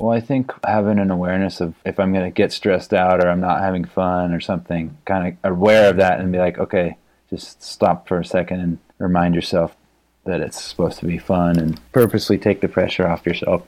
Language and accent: English; Palo Alto, California, United States; I grew up in Palo Alto